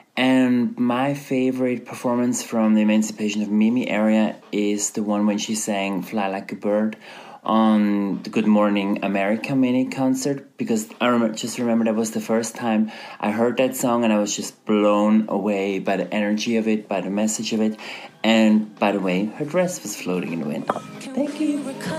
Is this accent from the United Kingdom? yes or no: no; Zurich, Switzerland; I'm from Switzerland, from Zurich